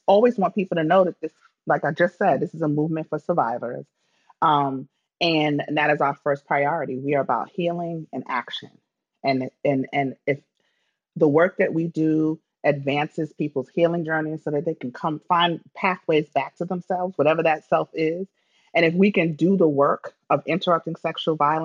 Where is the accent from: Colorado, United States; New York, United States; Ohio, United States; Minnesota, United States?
New York, United States; New York City; I'm from the Bronx.